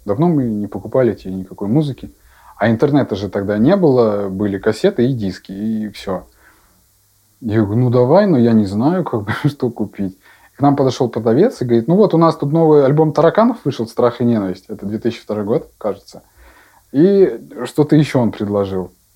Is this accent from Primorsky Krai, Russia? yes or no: no; Yaroslavl, Yaroslavl Oblast, Russia; Я родился в Ярославле